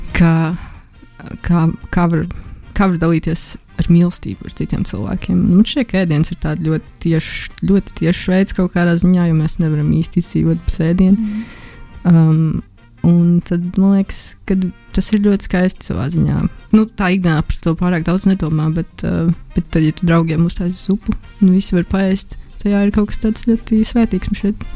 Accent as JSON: {"language": "Latvian", "town": "Jūrmala", "country": "Latvia", "tie": "born or raised there", "also_born_or_lived": "Riga", "said": "sākumā es dzīvoju Rīgā, līdz kaut kādai otrai klasē. Mēs dzīvojam Rīgā. Un eh, pēc tam es pārvācos uz Jurmālu"}